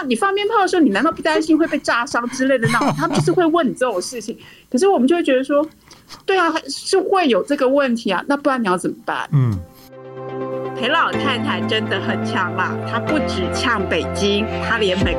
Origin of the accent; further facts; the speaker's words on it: Taiwan; moved away as an adult; now in Washington, D.C., United States; 身为台湾人的我